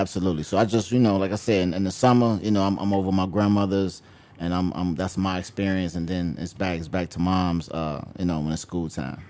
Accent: Chicago, Illinois, United States; on the south side, I grew up in Roseland, um, actually on the hundred and eighth and Wentworth

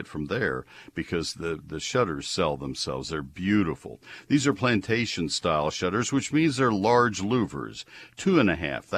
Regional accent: College Station, Texas, United States; growing up in College Station

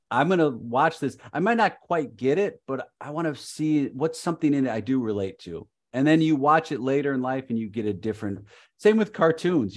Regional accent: Chicago, Illinois, United States; I'm from Chicago

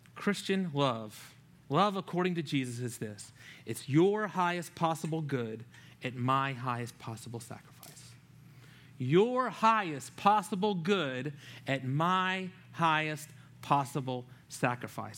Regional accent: Louisiana, United States; moved away; growing up in Louisiana

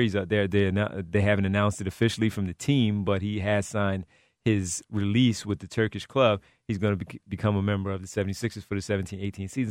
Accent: Philadelphia area, Pennsylvania, United States; We're all three from the Philadelphia area

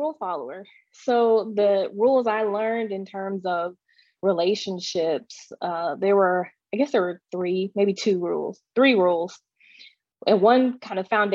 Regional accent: Texas, United States; I grew up in Texas, the Bible Belt, and was homeschooled

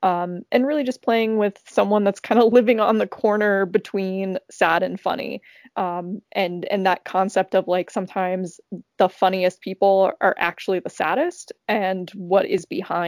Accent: Florida, United States; now in New York, United States; I'm from Florida, so anytime it gets below 70, I get confused.

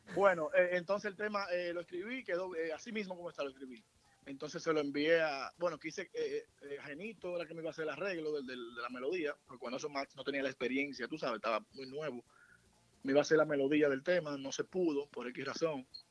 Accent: Santiago de los Caballeros, Santiago, Dominican Republic; soy de Santiago, de un sector llamado Buenos Aires

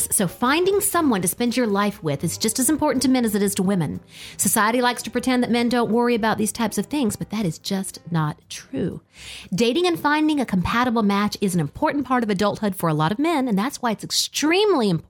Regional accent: the South, United States; born there; I was born in the South, but moved away and then returned.

